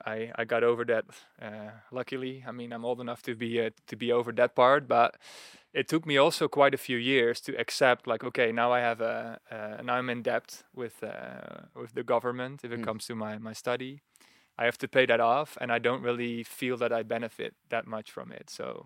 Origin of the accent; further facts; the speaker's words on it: Netherlands; Yes, born and raised in the Netherlands. And I remember that as a kid.